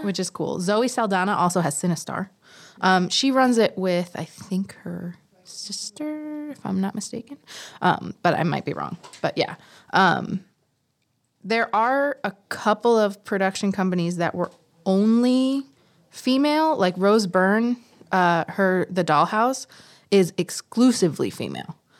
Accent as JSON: {"language": "English", "town": "New York City", "region": "New York", "country": "United States", "said": "I am also from Queens"}